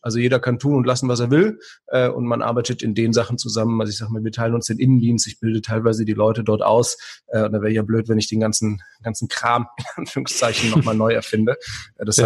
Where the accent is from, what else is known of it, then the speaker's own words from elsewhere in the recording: Aachen, North Rhine-Westphalia, Germany; moved away as an adult; now in Lower Rhine, Germany; ich komme ja aus Aachen ursprünglich